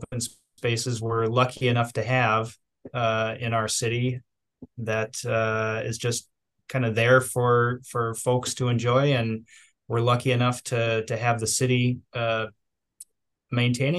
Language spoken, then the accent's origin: English; Duluth, Minnesota, United States; I grew up here in Duluth, Minnesota, born and raised